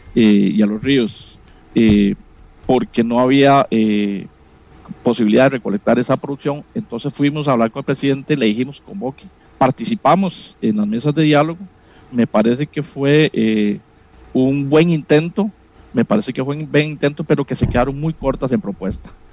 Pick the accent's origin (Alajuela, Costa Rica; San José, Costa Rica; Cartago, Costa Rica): Alajuela, Costa Rica; Florencia; Yo soy sancaleño, soy de Florencia, San Carlos